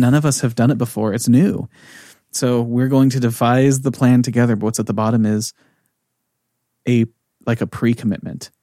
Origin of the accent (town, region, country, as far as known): United States; moved away as an adult; also born or lived in California; now in Norway